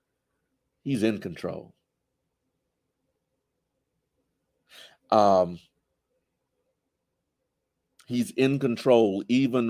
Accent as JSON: {"language": "English", "town": "Jackson", "region": "Mississippi", "country": "United States", "tie": "born or raised there", "said": "We used to live in Georgetown, right across the street from Lanier High School"}